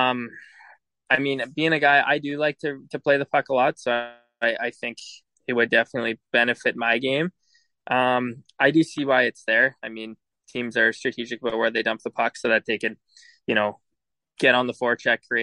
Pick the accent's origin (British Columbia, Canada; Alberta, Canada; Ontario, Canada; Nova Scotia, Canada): Alberta, Canada; Edmonton; moved away; I'm from Edmonton, and I was drafted to the Brandon Wheat Kings, and so I wasn't really sure what to expect, being from a big city